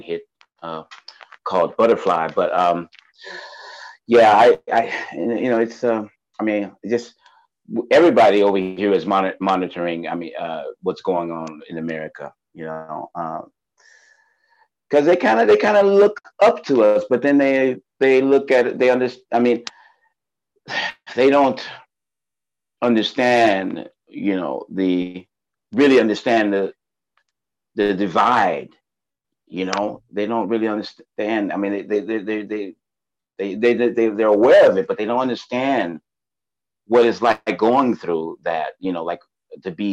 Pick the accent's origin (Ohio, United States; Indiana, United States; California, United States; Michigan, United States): California, United States; Los Angeles; moved away as an adult; now in Stockholm, Sweden; I was born and raised in Los Angeles